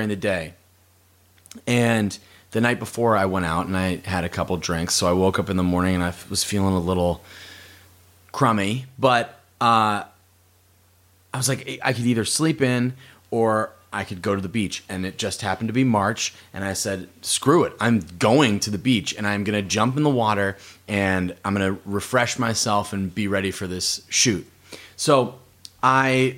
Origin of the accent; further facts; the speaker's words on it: Massachusetts, United States; moved away; growing up in Massachusetts